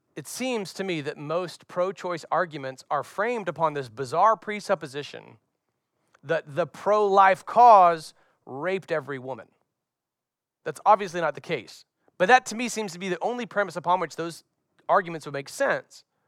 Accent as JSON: {"language": "English", "region": "Florida", "country": "United States", "tie": "born or raised there", "said": "As a young boy growing up in Florida, carrying my surfboard out to the beach"}